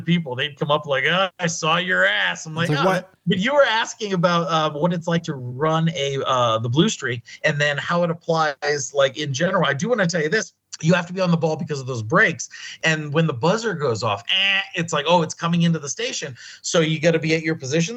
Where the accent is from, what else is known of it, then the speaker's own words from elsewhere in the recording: Crawford County, Pennsylvania, United States; also born or lived in Erie, Pennsylvania; now in Las Vegas, United States; I was born in Erie. I grew up in Crawford County.